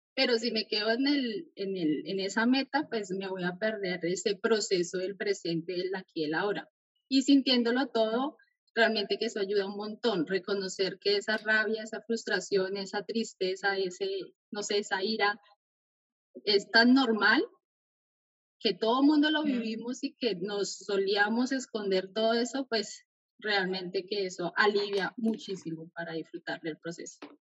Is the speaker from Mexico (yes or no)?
no; Colombia; moved away as an adult; cuando salí de mi país, yo soy de Colombia